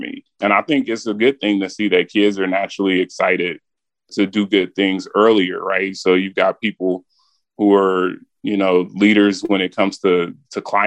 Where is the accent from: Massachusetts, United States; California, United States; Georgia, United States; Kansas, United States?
Kansas, United States; Wichita; moved away; when I was a kid in Wichita